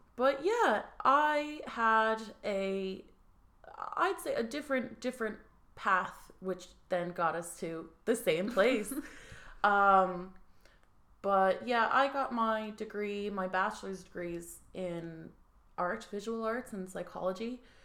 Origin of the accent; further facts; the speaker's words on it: United States; now in Dublin, Ireland; we're from the good old US